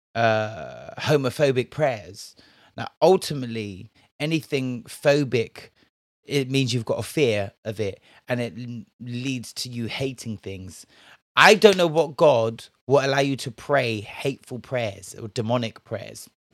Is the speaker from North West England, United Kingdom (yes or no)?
no; Bristol, South West England, United Kingdom; Now, me, I was from Bristol, yeah. I am from Bristol